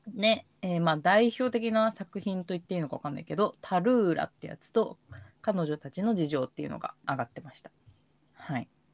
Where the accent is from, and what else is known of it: Koto, Tokyo, Japan; born or raised there